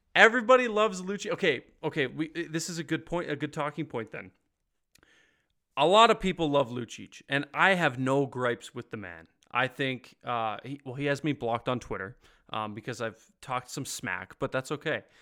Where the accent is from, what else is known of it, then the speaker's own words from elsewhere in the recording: Ontario, Canada; moved away; also born or lived in Ottawa / Calgary; I grew up in Ontario, so like I was an hour from Toronto